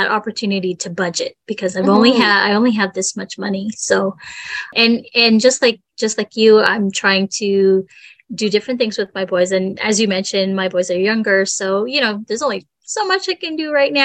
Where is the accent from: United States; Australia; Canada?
Canada; we're Canadian